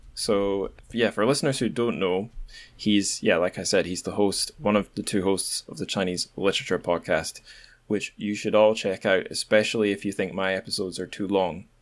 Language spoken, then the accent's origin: English; Scotland, United Kingdom; I'm Scottish